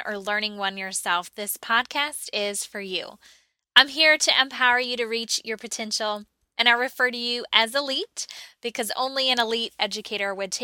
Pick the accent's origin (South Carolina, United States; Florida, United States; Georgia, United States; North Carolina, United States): North Carolina, United States; Charlotte; here in my hometown, Charlotte, North Carolina